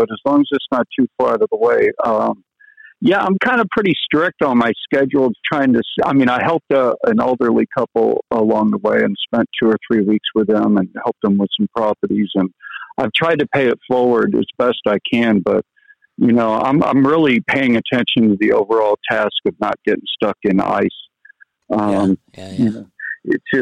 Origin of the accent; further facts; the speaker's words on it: Tarpon Springs, Florida, United States; I was born in Tarpon Springs, Florida, but I spent about better part of a decade or so in the Florida Keys